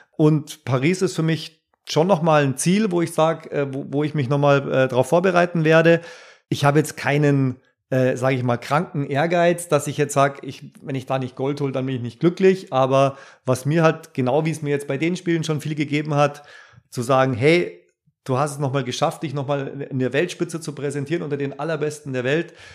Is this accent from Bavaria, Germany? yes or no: yes; Bavaria, Germany; heimatverbunden ist man ja auch ein Stück weit als Bayer